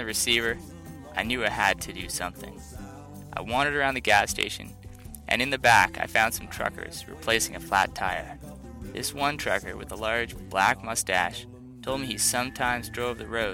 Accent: Canada; moved away; also born or lived in Victoria, BC; I'm a Canadian

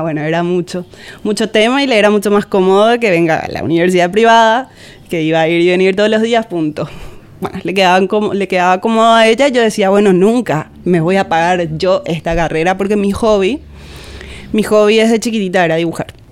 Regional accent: Benjamín Aceval, Presidente Hayes, Paraguay; yo soy de Benjamín Aceval desde ahí, o sea, ahí crecí, nací, crecí, hice toda mi vida

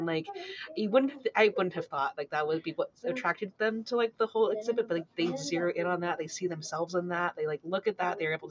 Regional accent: United States; So for me too, like, I'm Japanese American.

